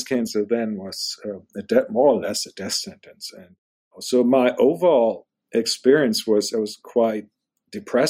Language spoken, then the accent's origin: English; Germany; moved away as an adult; now in United States; I'm German. I was born in Germany